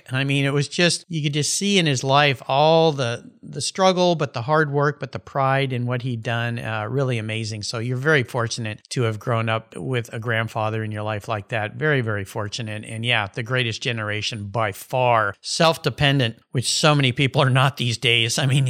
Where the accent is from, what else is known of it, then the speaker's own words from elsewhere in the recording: Southern California, United States; I grew up a surfer in Southern California.